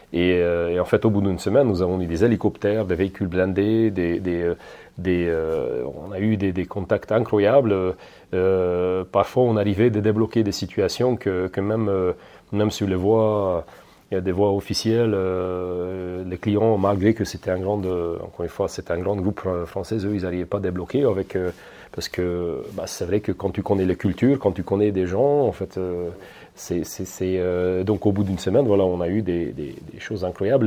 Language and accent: French; Hungary; moved away as an adult; now in France; Je suis origine hongroise, mais je suis fier de mes origines.